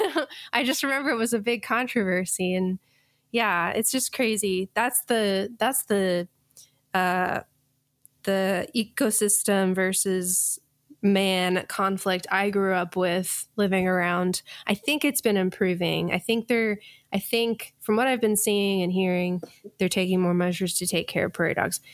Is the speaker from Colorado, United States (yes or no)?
yes; Colorado, United States; growing up in Colorado